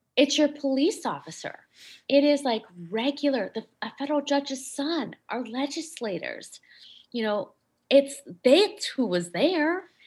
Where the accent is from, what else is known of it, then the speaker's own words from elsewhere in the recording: Schaumburg, Illinois, United States; I grew up in Schaumburg, Illinois